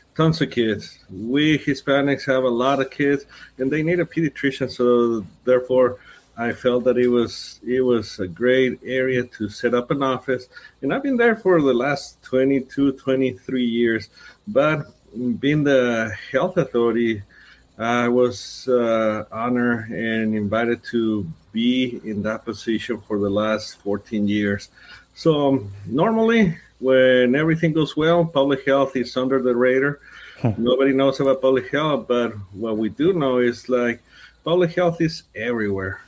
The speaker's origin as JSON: {"language": "English", "town": "Ciudad Juárez", "region": "Chihuahua", "country": "Mexico", "tie": "born or raised there", "also_born_or_lived": "Anthony", "moved": "as an adult", "lives_now": "El Paso, United States", "said": "I grew up in Juarez. Uh, I did my medical school also in Juarez, and then I came to do my specialty in pediatrics here in El Paso."}